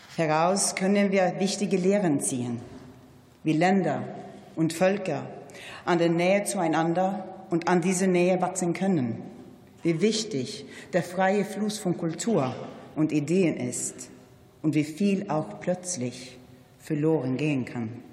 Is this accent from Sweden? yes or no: yes; Sweden; als Schwedin